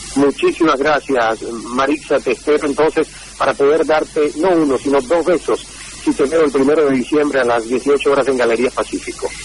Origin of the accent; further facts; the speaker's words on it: Santiago de Cuba, Cuba; moved away as an adult; la emisora provincial de Santiago de Cuba, donde yo nací y crecí.